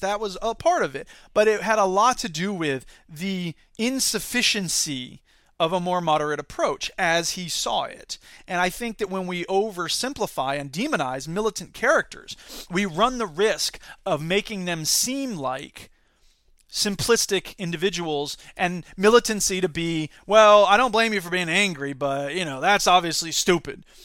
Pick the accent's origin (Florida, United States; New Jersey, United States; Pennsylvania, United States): Florida, United States; Gainesville; moved away; also born or lived in Sarasota, Florida; I grew up in Gainesville, where that restaurant is